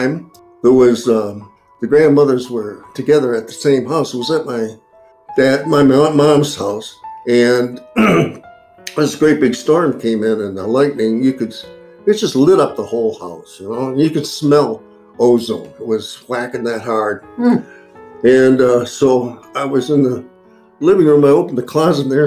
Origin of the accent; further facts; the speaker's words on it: Grosse Pointe, Michigan, United States; also born or lived in Oswego, New York; I was born there. I left when I was about 5 years old to go to Grosse Pointe